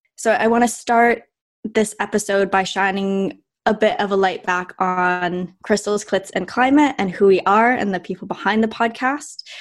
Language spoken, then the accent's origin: English; Vancouver, British Columbia, Canada; now in London, United Kingdom; I'm Canadian. I'm from Vancouver, Canada